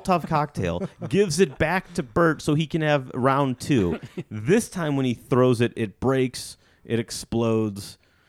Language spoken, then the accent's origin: English; Illinois, United States; I grew up in Illinois.